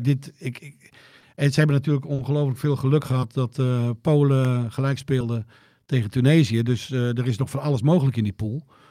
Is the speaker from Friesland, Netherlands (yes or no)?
yes; Joure, Friesland, Netherlands; dat ik uit Jouweren kom